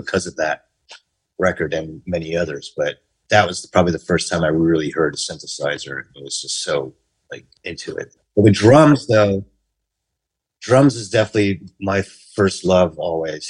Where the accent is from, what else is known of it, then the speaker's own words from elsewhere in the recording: New York City, New York, United States; was born in Queens, New York, in Forest Hills